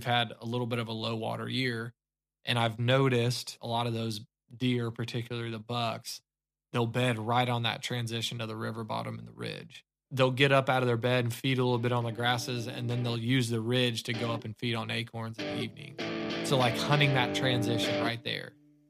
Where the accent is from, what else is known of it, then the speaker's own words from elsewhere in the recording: Ozark, Missouri, United States; Like you said, I'm from Southwest Missouri, grew up in Ozark, Missouri, and finished school in Fayetteville.